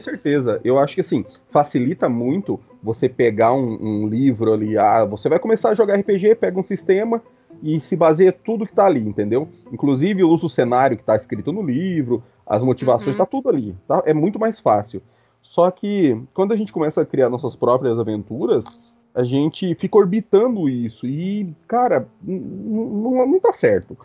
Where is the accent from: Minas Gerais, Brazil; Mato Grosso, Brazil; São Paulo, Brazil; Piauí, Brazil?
Mato Grosso, Brazil; Eu nasci no centro-oeste né, do, do, do Brasil, nasci no Mato Grosso